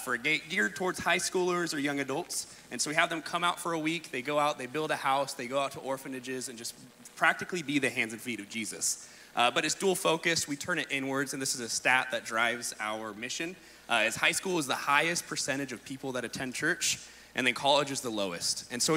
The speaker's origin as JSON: {"language": "English", "town": "Shelter Cove", "region": "California", "country": "United States", "lives_now": "Ensenada, Mexico"}